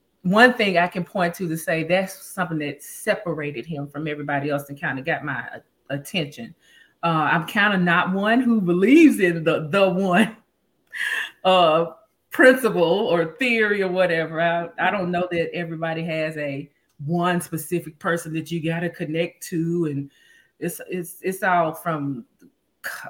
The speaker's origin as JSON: {"language": "English", "town": "Memphis", "region": "Tennessee", "country": "United States", "tie": "born or raised there", "also_born_or_lived": "Dallas, Texas", "moved": "as an adult", "lives_now": "Los Angeles, United States", "said": "I grew up, born and raised in Memphis"}